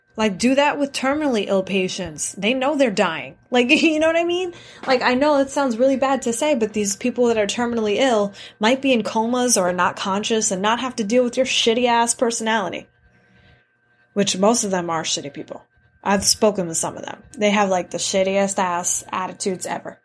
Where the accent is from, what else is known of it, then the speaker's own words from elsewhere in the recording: New York City, New York, United States; Growing up in New York City